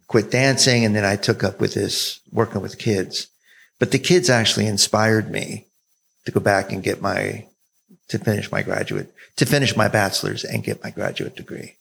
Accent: South Jersey near Philadelphia, New Jersey, United States; moved away; also born or lived in Florida / San Francisco, California; I grew up in New Jersey

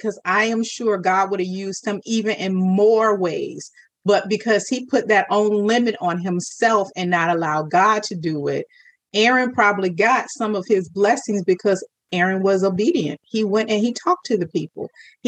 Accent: Virginia, United States; I'm from Virginia

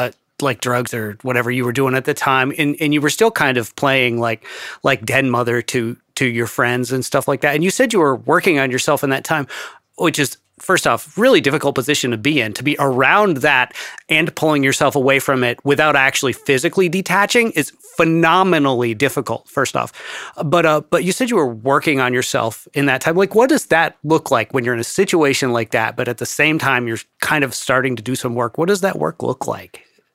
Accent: New York, United States; born there; yeah, because I was born poor in the Adirondacks.

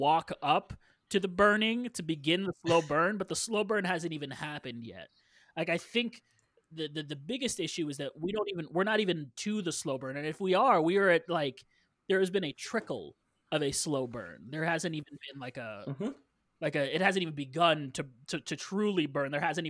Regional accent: Canada; Well, I'm Canadian.

